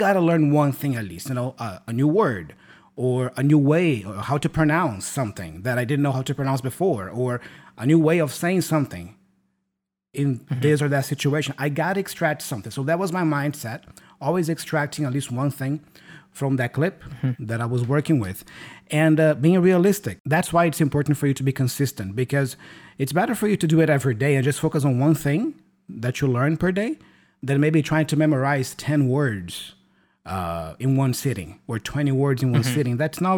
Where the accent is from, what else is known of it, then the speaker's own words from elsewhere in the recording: São Paulo, Brazil; English is a second language; And it's going to be held in São Paulo. Yeah, my hometown.